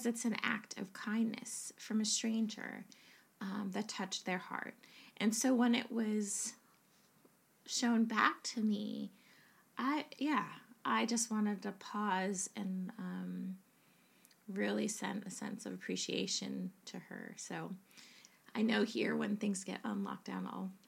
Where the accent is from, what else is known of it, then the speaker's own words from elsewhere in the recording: United States; now in England, United Kingdom; as an American